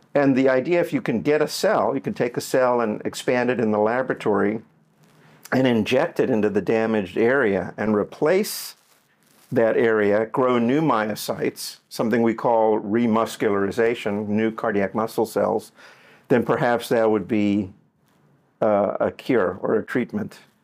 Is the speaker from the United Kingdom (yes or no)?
no; Johannesburg, Gauteng, South Africa; now in Miami, United States; I grew up in Johannesburg, South Africa